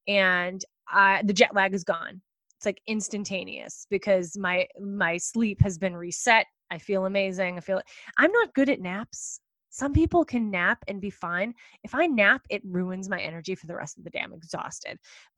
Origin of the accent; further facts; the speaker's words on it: East Coast, United States; Whenever I'm speaking on the West Coast, because I'm from the East Coast